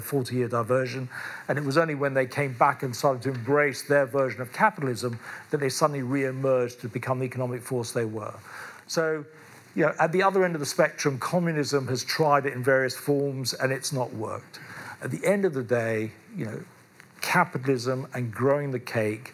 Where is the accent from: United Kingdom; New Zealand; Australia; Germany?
United Kingdom; London; I was born in London, I live in London